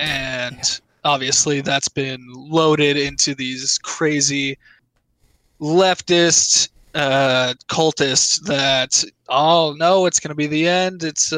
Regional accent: Boise, Idaho, United States; So real quick, Seamus, I'm from the American state of potatoes.

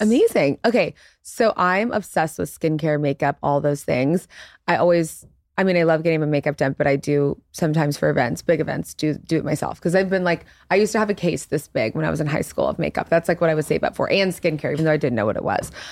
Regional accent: Baton Rouge, Louisiana, United States; moved away as an adult; now in New York, United States; we grew up in Louisiana and like really conservative Christian household. So for me, I've been living in New York since I was like 19 years old

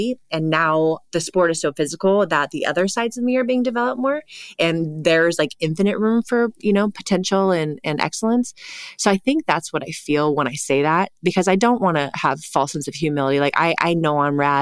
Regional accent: Santa Cruz Mountains, California, United States; I grew up in the Santa Cruz Mountains

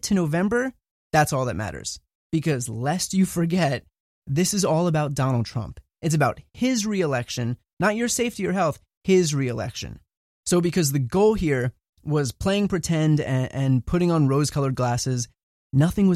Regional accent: New Jersey, United States; I grew up in New Jersey, went to an average public school, middle of the road

